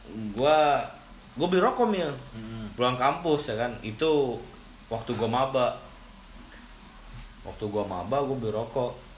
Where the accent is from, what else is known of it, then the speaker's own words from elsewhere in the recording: Bandung, West Java, Indonesia; also born or lived in Jakarta; gua gua tuh sebenarnya asli Bandung sih tapi